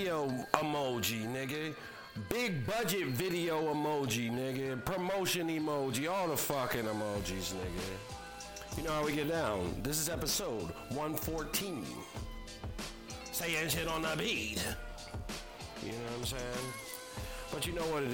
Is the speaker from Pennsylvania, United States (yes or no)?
yes; Philadelphia, Pennsylvania, United States; also born or lived in New York; I'm from Philadelphia